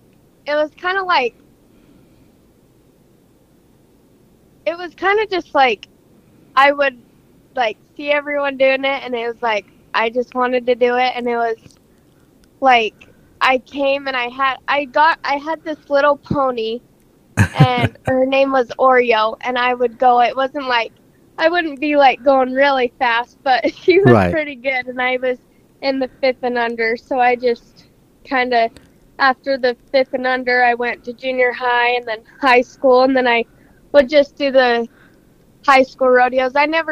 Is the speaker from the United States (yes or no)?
yes; Spanish Fork, Utah, United States; I'm from Spanish Fork, Utah